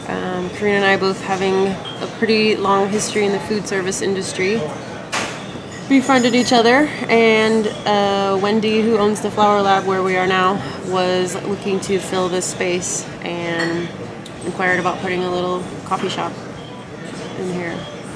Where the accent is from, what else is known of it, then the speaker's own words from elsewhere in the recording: Seattle, Washington, United States; I grew up in North Seattle, moved to West Seattle in 98.